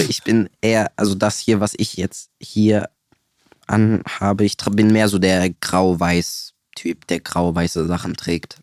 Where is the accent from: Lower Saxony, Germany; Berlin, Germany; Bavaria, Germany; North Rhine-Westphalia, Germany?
North Rhine-Westphalia, Germany; Siegburg; Ich komme aus Siegburg